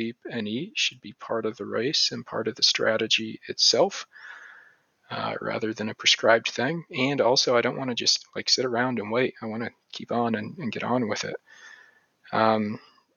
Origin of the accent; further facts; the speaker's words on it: Appalachian Mountains, United States; also born or lived in Tennessee / North Carolina; I'm from the Appalachian Mountains